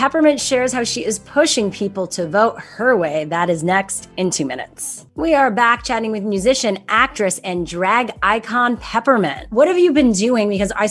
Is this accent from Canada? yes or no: yes; Canada; I'm Canadian.